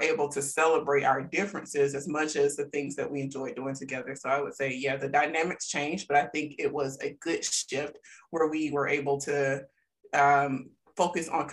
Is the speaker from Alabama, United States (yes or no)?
yes; South Alabama, United States; I'm from South Alabama.